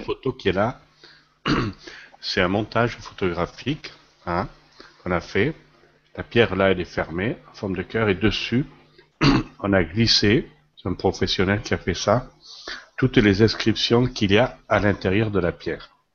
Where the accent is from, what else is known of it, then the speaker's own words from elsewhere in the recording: Lozère, Occitania, France; moved away; also born or lived in Paris; je suis originaire de la Lozère. Alors, la Lozère, c'est en France